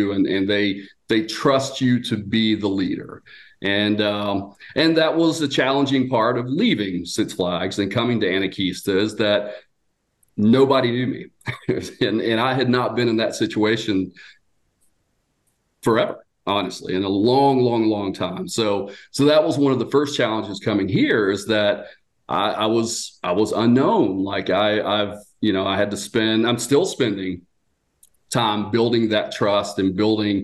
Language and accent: English; Georgia, United States; moved away as an adult; also born or lived in Marietta, Georgia / Austell, Georgia; now in Gatlinburg, United States; I was born and raised in Georgia